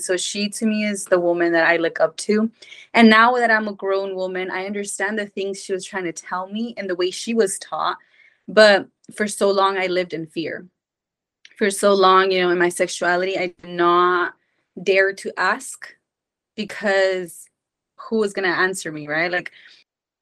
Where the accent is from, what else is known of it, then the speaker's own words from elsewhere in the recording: Mexico; I was born and raised in Mexico.